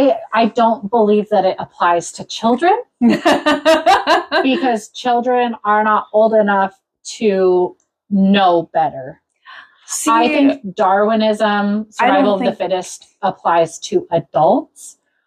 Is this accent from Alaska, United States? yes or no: yes; Alaska, United States; Well, just because I came from Alaska doesn't mean I actually know anything about the state.